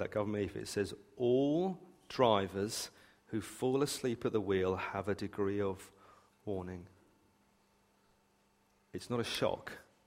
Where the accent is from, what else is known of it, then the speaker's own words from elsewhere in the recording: United Kingdom; I was raised on the South Coast